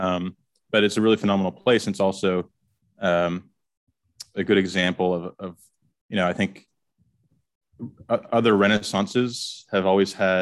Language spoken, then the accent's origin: English; Canada; moved away as an adult; I'm from Canada originally